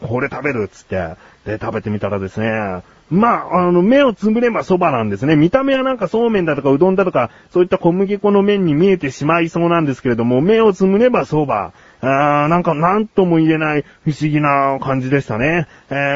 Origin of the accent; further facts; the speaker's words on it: Kanagawa, Japan; 地元神奈川県に着きまして